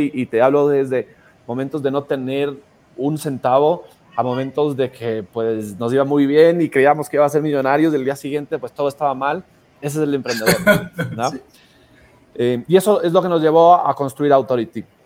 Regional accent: Ecuador; nosotros venimos de Ecuador

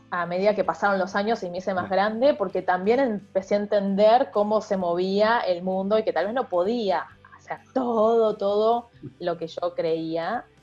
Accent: Argentina; also born or lived in Mexico; sos de México, yo digo, no, soy argentina.

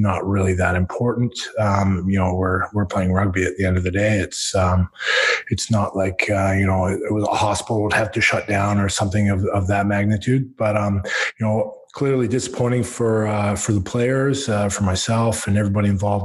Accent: Squamish, British Columbia, Canada; Growing up in Squamish, there was no organized rugby here on the West Coast

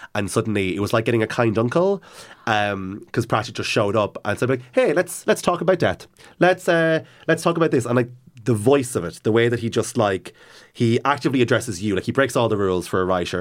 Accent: Cavan, Ulster, Ireland; growing up in Cavan

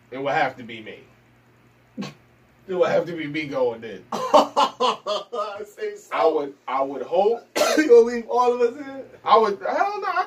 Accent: Newark, New Jersey, United States; growing up in Newark is hard as is, you know, period. growing up in Newark is, um, it's hard, period.

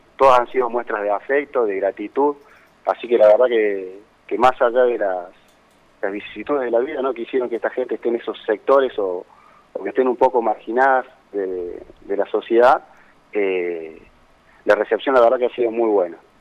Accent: Cosquín, Córdoba, Argentina; moved away; yo soy oriundo de, de, Cosquín, ¿no es cierto? Soy, soy nativo de Cosquín

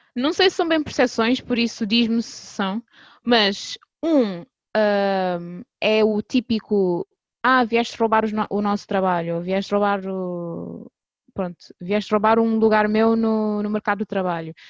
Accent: Cape Verde; sou, sou cabo-verdiana

